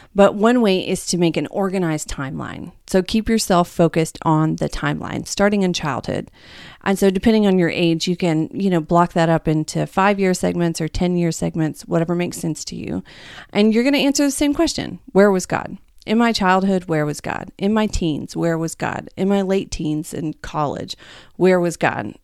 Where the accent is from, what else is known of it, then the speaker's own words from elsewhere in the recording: the Bible Belt, United States; I'm from the Bible Belt